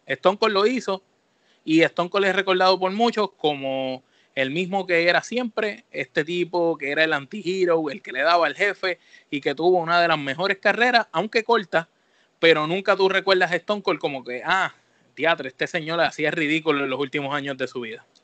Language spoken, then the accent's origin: Spanish; Puerto Rico; nosotros que somos de Puerto Rico